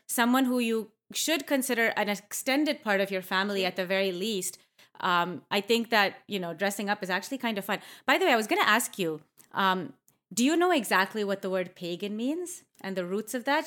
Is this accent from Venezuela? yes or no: no; Canada; I grew up in Canada